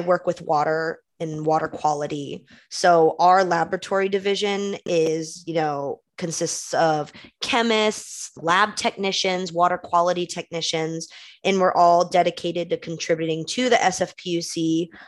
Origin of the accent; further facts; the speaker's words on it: Concord, California, United States; the East Bay, kind of where I grew up in Concord, that area